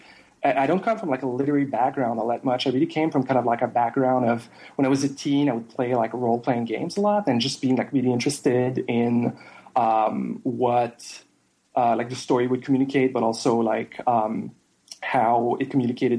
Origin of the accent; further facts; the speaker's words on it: Jonquière, Quebec, Canada; first language French; English is a second language; now in Montreal, Canada; my hometown is actually called Jonquière. It's like 5 or 6 hours away from Montreal. And it's just like this smaller like French Canadian town